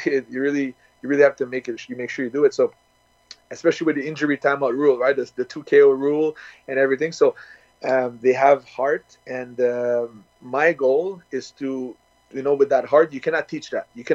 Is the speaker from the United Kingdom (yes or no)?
no; Canada; started in Canada, where I'm born